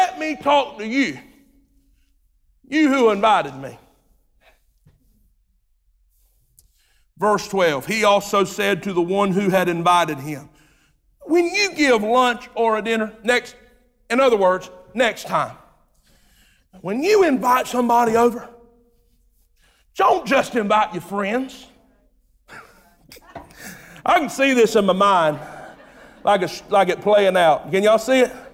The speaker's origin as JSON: {"language": "English", "town": "Jamestown", "country": "United States", "tie": "born or raised there", "said": "I was raised on Turnish Road, Jamestown. You know where that's at? Exactly. That's where I was raised"}